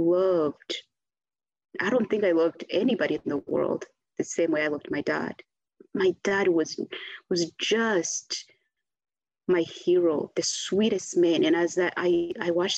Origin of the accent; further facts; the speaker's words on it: Rwanda; I came back to Rwanda, I left April 7th, so I'm coming back December. So that was like a good 6 months away from, you know, home